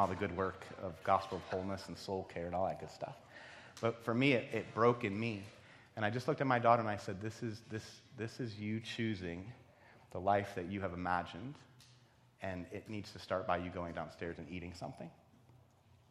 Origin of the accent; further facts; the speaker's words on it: East Coast, United States; moved away as an adult; also born or lived in Ohio; I grew up on the East Coast.